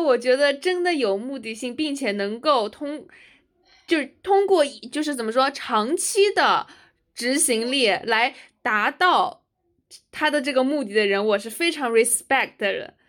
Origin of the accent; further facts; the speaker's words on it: China; moved away as an adult; also born or lived in United States; 我们作为中国人，在就是美国人的圈子里面